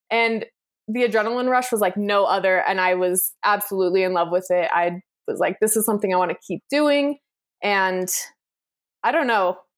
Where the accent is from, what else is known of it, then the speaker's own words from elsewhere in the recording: United States; I'm American.